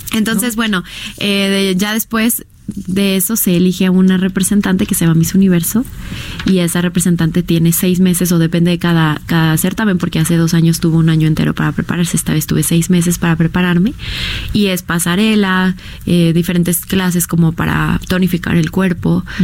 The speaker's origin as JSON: {"language": "Spanish", "country": "Mexico", "said": "nuestra selección mexicana"}